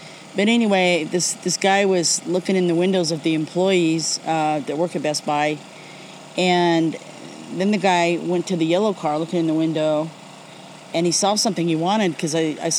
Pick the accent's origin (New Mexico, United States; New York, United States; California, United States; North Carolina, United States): California, United States; Sacramento; I'm from Sacramento.